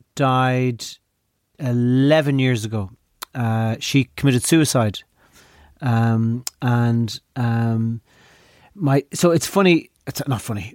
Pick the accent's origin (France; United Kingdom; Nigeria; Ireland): Ireland; Growing up in Ireland